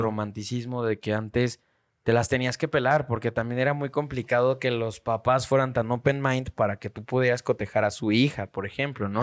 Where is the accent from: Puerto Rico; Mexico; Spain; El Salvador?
Mexico; Siempre he recibido educación en México